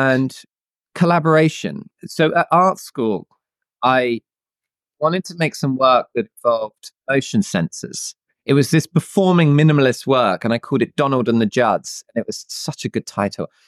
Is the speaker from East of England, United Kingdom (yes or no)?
yes; Bedfordshire, East of England, United Kingdom; I grew up in the UK in a small town in a county called Bedfordshire.